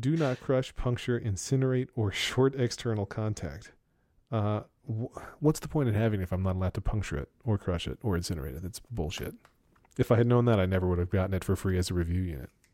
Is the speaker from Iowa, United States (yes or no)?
no; Pennsylvania Dutch country, United States; I'm from Pennsylvania Dutch country